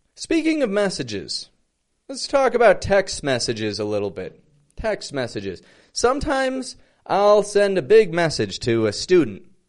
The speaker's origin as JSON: {"language": "English", "town": "Toronto", "region": "Ontario", "country": "Canada", "said": "I'm from Toronto"}